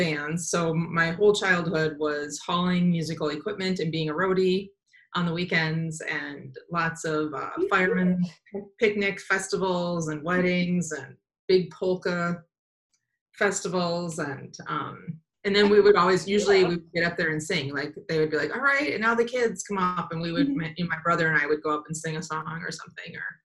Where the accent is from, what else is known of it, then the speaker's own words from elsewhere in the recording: Madison, Wisconsin, United States; moved away as an adult; also born or lived in Milwaukee / San Francisco / Denver; now in Twin Cities, United States; I was born in Madison, grew up in the country in Madison, or around Madison